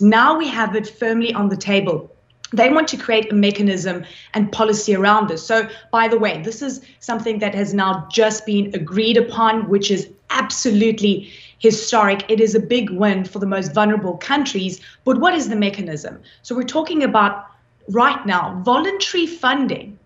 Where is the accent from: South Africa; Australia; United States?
South Africa; I come from South Africa